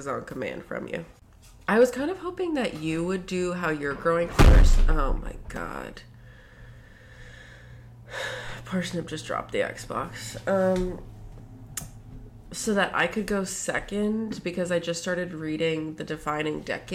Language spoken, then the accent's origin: English; Maryland, United States; I grew up in Maryland